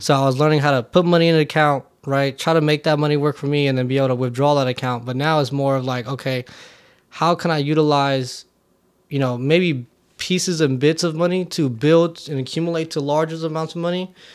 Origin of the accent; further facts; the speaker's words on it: Oakland, California, United States; I grew up in Oakland, California